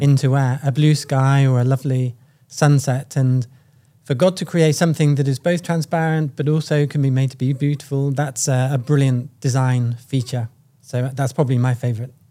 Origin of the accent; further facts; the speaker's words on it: United Kingdom; I'm from the United Kingdom.